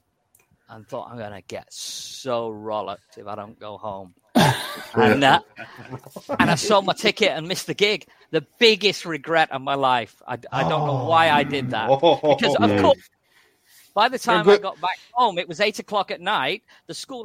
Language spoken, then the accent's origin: English; Manchester, North West England, United Kingdom; moved away as an adult; now in Thailand; I grew up in Manchester